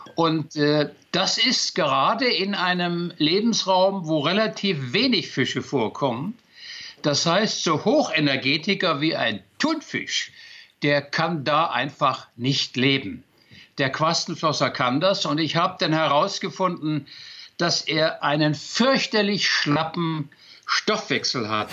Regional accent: near Magdeburg, Saxony-Anhalt, Germany; moved away; ich bin mal aus der DDR geflüchtet

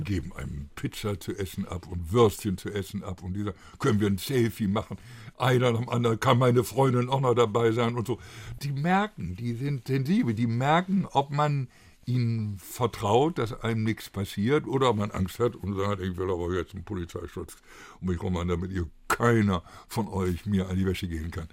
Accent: Bremen, Germany; bei uns in Bremen

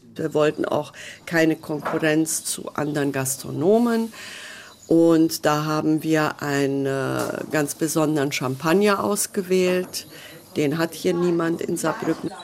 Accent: Hungary; now in Germany; ich bin äh, Ungarin

